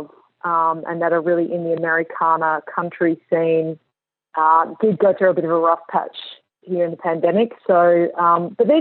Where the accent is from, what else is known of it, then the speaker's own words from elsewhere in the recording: Melbourne, Victoria, Australia; moved away as an adult; also born or lived in New York City, United States; now in Nashville, United States; I grew up in Melbourne